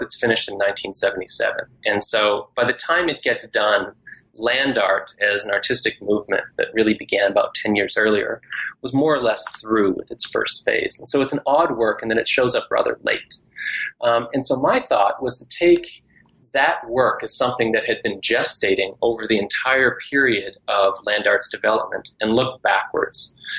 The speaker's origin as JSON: {"language": "English", "region": "Scotland", "country": "United Kingdom", "tie": "born or raised there", "also_born_or_lived": "Canada / Texas", "said": "I am Canadian by birth, but I grew up in different places, including Scotland and Texas."}